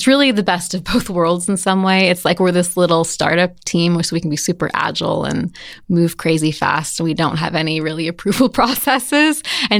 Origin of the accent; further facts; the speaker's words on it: Evergreen, Colorado, United States; also born or lived in Walnut Creek, California; I grew up in Evergreen, but I was born in California.